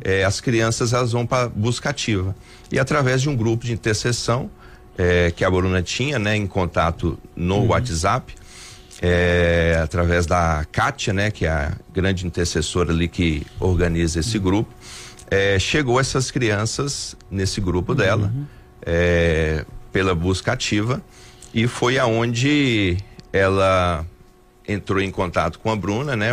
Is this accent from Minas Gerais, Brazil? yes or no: yes; Montes Claros, Minas Gerais, Brazil; moved away as an adult; now in Belo Horizonte, Brazil; eu sou natural aqui de Montes Claros, uhum. né? Eu nasci aqui, fui criado aqui em Montes Claros